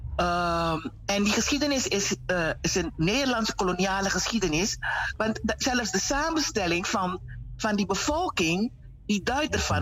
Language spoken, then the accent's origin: Dutch; Paramaribo, Paramaribo District, Suriname; moved away as an adult; also born or lived in Netherlands; Ik ben geboren in Paramaribo. Ik ben ook getogen in Suriname.